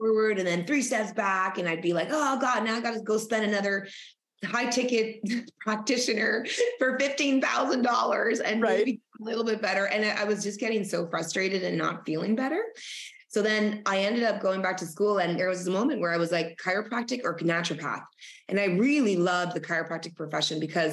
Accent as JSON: {"language": "English", "region": "Northern Ontario", "country": "Canada", "tie": "born or raised there", "said": "I grew up in Northern Ontario, Canada, the only Spanish kid amongst, you know, French Canadians and Canadians."}